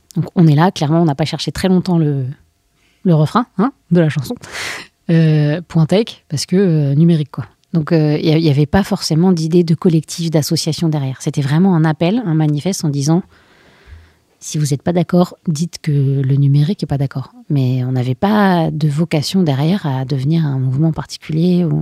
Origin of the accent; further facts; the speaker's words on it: France; on est français